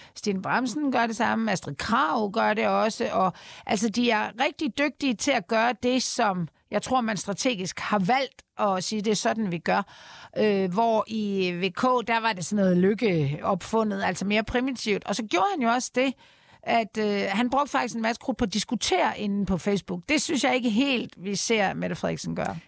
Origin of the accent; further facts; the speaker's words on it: Denmark; vi som danskere